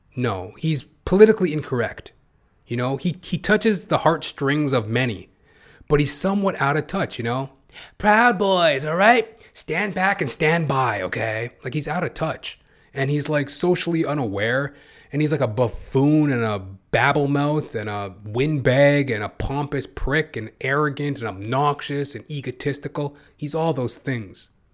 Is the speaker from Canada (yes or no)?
yes; Canada; as a Canadian